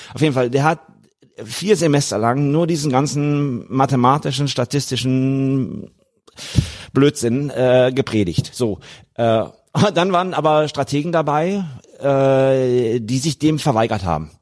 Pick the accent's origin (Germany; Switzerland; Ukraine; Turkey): Germany; moved away; ich war Deutscher.